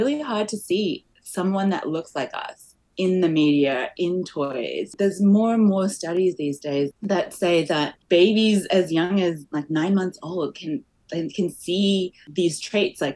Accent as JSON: {"language": "English", "country": "Australia", "tie": "born or raised there", "also_born_or_lived": "Malaysia", "moved": "as an adult", "lives_now": "Canada", "said": "I grew up in Australia"}